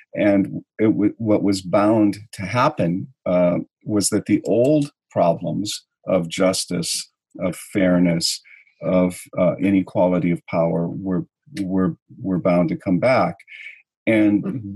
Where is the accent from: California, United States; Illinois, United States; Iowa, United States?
California, United States; now in New York, United States; I grew up in California at a time when California was pretty paradisical